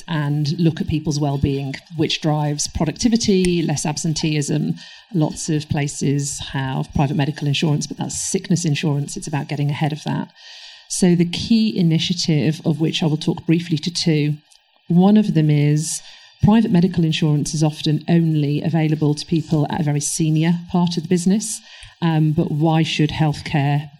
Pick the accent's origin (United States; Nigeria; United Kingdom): United Kingdom; Manchester, North West England; moved away; I am originally from Manchester, so you can take the girl out the north, but the north is still in me